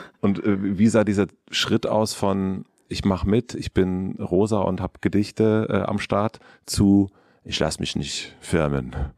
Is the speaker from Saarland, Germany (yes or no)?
no; southern Brandenburg, Germany; ich bin in Südbrandenburg aufgewachsen